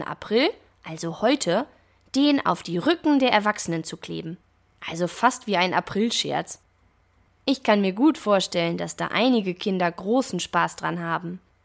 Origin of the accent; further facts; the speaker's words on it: Germany; now in France; bei uns in Deutschland